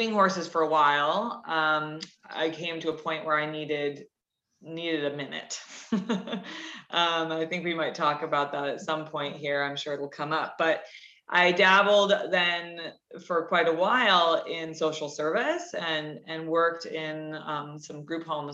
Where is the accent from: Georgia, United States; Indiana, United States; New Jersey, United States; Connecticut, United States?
Connecticut, United States; I grew up in Connecticut, so in New England